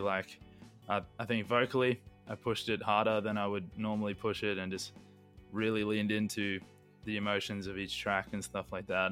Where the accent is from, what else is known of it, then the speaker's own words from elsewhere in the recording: Queensland, Australia; we're we're from Queensland